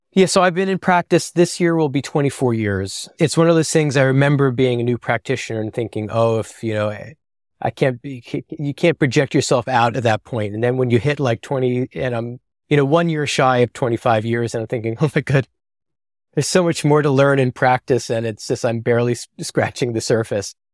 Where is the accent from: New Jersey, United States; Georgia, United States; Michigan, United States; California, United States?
New Jersey, United States; I'm from the Garden State initially